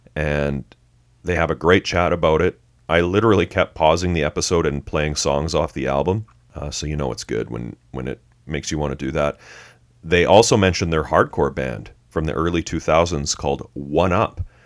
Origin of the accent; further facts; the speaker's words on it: Canada; We're Canadian.